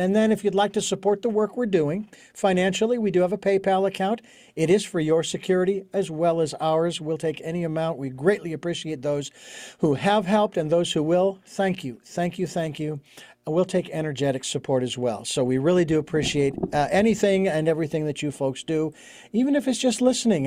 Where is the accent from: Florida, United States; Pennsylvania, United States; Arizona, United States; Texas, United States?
Arizona, United States; Phoenix; moved away as an adult; Born and raised in Phoenix. I was, lived there for forty-six years